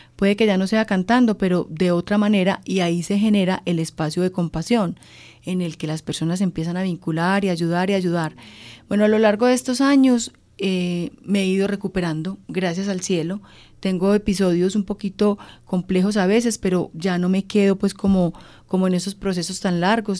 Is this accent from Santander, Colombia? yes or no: no; Antioquia, Colombia; yo soy antioqueña